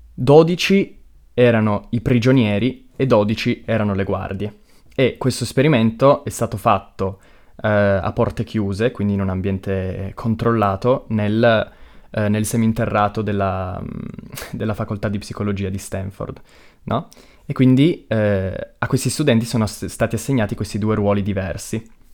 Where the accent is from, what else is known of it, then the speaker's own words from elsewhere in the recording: Pino Torinese, Piedmont, Italy; Io sono di Pino